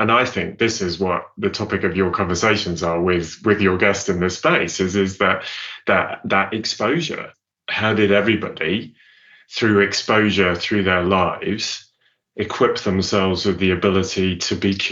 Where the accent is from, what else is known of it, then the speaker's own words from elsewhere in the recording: Southern Province, Zambia; born there; I was born in in actually quite a remote part of southern Zambia